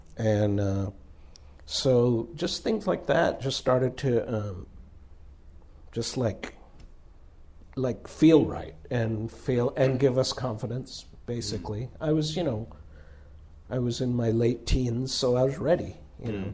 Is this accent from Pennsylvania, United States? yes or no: no; Southern California, United States; we're from Southern California